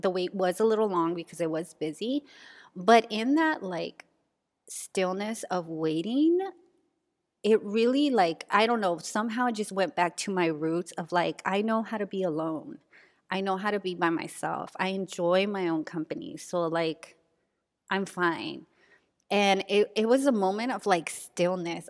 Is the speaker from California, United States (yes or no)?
yes; San Diego, California, United States; my old neighborhood where I grew up in San Diego